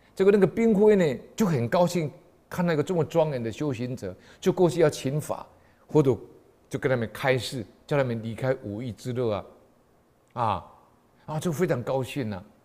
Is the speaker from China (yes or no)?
no; Taiwan; 我们台湾人